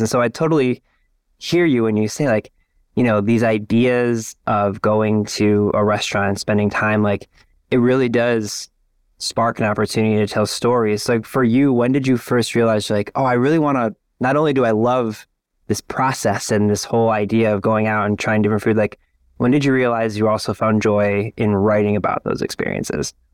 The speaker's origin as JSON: {"language": "English", "town": "Lorain", "region": "Ohio", "country": "United States", "tie": "born or raised there", "said": "I grew up in Lorain, Ohio, which is, like, forty-five minutes west of downtown Cleveland"}